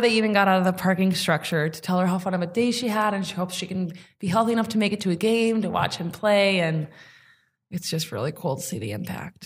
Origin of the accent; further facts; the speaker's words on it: Sheboygan, Wisconsin, United States; moved away as an adult; now in Milwaukee, United States; if I would have never left Sheboygan and I would have stayed there